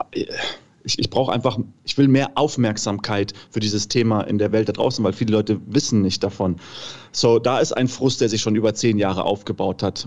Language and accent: German; Namibia; moved away as an adult; now in Germany; ich bin halt in Namibia geboren, meine ganze Familie ist da, meine ganzen Freunde